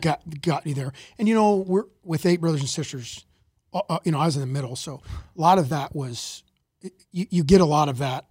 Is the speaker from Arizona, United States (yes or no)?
yes; Mesa, Arizona, United States; I, I grew up, uh, in Mesa, Arizona